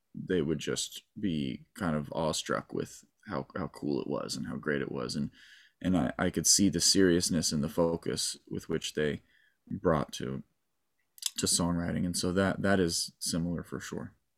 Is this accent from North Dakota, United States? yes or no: no; Malibu, California, United States; I was born in Malibu and raised in Malibu